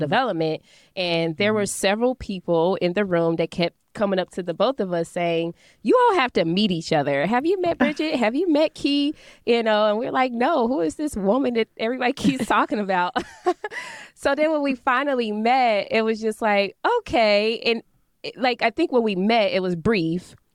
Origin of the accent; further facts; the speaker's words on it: Dayton, Ohio, United States; moved away as an adult; now in St. Louis, United States; I wasn't planning to come back to Dayton